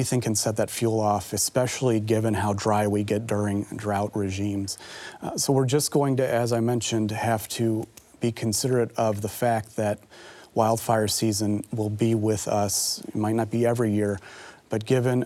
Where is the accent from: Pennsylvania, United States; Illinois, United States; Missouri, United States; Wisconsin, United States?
Missouri, United States; St. Louis; now in Iowa, United States; I'm from St. Louis, and we know humidity is in St. Louis